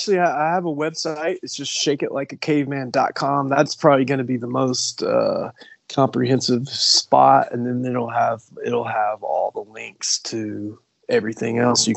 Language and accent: English; Appalachia, United States; No, we're from Appalachia, so we have a little bit of a different, bit of a different thing going on.